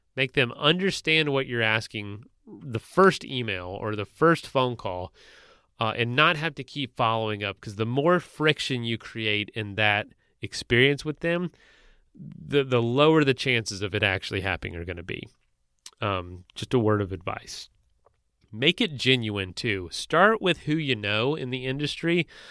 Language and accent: English; Florida, United States; I was in Florida where I was from